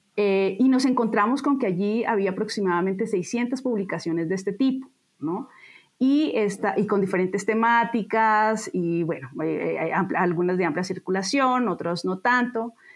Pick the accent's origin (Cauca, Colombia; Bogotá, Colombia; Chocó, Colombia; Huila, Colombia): Bogotá, Colombia; moved away as an adult; now in Mexico City, Mexico; yo nací en Bogotá eh, y estudié historia en la Universidad Nacional de Colombia. Eh, después vine a México